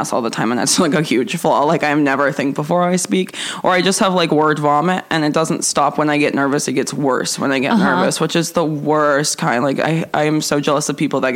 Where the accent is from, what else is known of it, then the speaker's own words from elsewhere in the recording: Kauai, Hawaii, United States; moved away; I grew up on Kauai